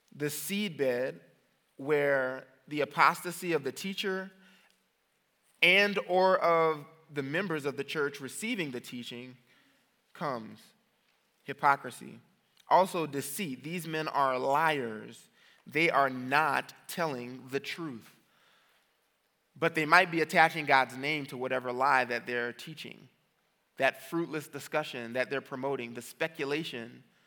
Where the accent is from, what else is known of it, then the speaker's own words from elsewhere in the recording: New Orleans, Louisiana, United States; I'm from New Orleans